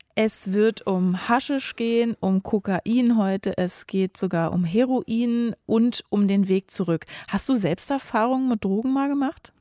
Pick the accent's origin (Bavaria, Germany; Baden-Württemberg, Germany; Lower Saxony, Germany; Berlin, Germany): Berlin, Germany; ich bin nur um die Ecke von Christiane F. aufgewachsen in Berlin-Neukölln in einer Gruppierstadt, also so eine Hochhaussiedlung